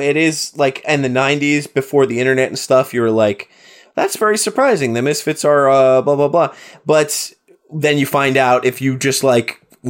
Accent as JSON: {"language": "English", "region": "New Jersey", "country": "United States", "said": "I'm from New Jersey. I grew up on punk music and I love Halloween."}